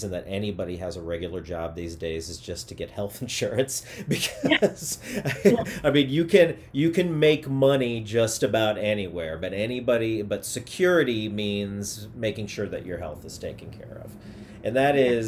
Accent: Missouri, United States; moved away as an adult; also born or lived in Chicago / Las Vegas; now in Los Angeles, United States; I'm from Missouri

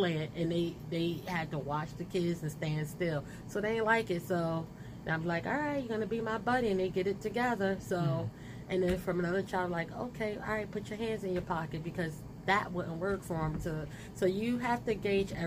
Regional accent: Trenton, New Jersey, United States; I was born and raised in Trenton, so I am a true Trentonian

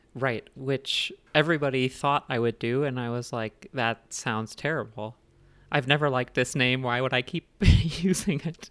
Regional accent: Indiana, United States; also born or lived in Lesotho; now in Denver, United States; living in Indiana for most of my childhood and adolescence and then now in Denver.

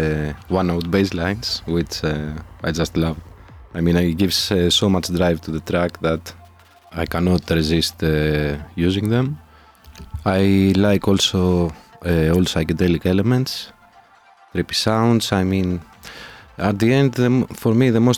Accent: Athens, Attica, Greece; also born or lived in Brazil; now in Madrid, Spain; I'm originally from Athens, Greece

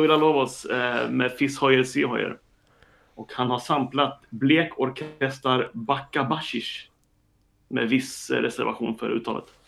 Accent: Linköping, Östergötland, Sweden; moved away as an adult; now in Stockholm, Sweden; jag är uppväxt i Linköping och flyttade tillbaka och jobbade i Linköping ett tag efter att jag hade pluggat

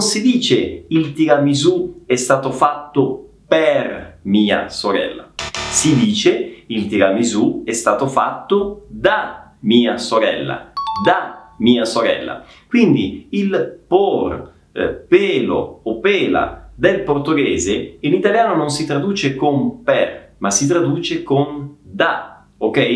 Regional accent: Messina, Sicily, Italy; sono di Messina, cioè sono originario di Messina.

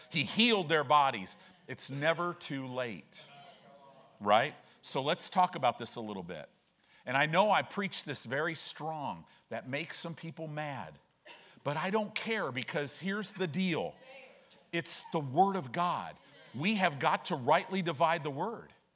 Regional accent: Chicago, Illinois, United States; now in Omaha, United States; I grew up in Chicago

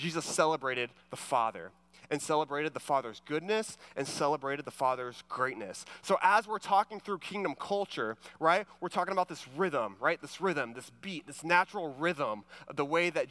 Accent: Houston, Texas, United States; I'm from the Houston area

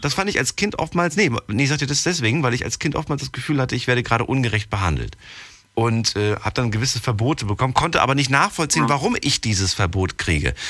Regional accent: Frankfurt, Hesse, Germany; Ich auch

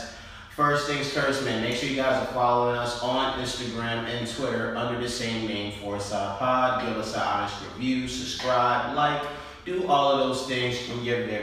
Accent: New York, United States; we're from New York

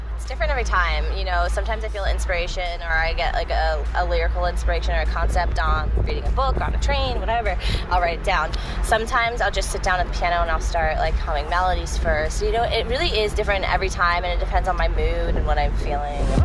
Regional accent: Doylestown, Pennsylvania, United States; now in Philadelphia, United States; I grew up, so I grew up a little outside of Philly. It's a, it's like um, Doylestown area.

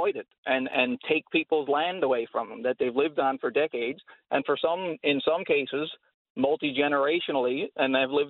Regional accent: rural Newfoundland community, Newfoundland and Labrador, Canada; my family's land where I grew up, my parents' house

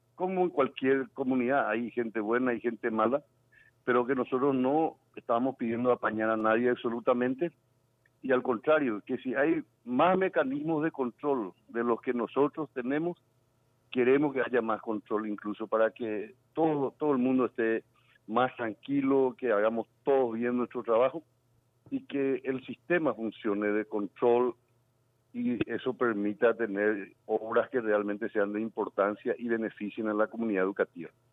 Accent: Paraguay; como paraguayo

